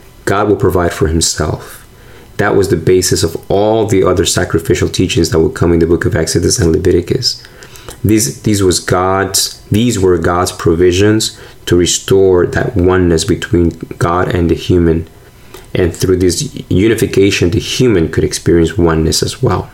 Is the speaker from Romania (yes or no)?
no; Argentina; now in United States; I'm from Argentina